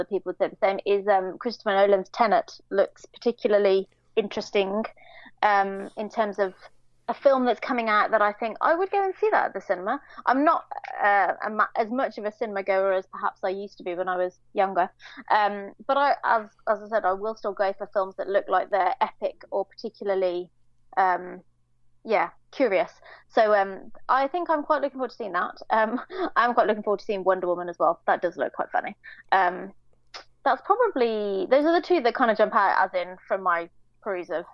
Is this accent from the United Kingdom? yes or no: yes; United Kingdom; being British